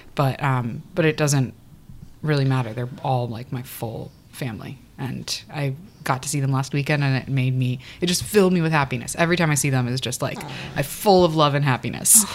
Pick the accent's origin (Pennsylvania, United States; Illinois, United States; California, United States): California, United States; Calabasas; I uh, was born in California, Southern California. Uh, the first part of my life, I was raised in Calabasas, California